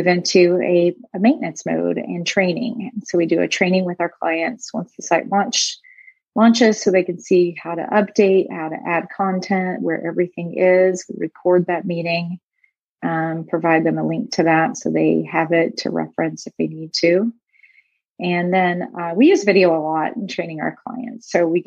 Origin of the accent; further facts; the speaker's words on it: Tennessee, United States; moved away as an adult; also born or lived in Phoenix, Arizona; I was born and raised in Tennessee